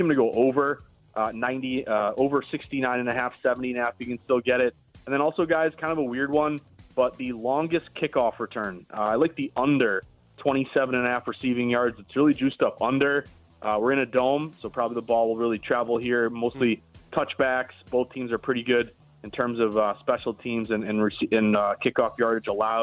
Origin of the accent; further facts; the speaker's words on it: Boston, Massachusetts, United States; I'm from Boston